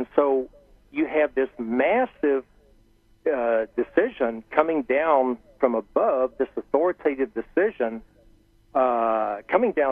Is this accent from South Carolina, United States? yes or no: no; Harrold, Texas, United States; my roots are in Texas. I grew up in Texas, and I grew up in a small town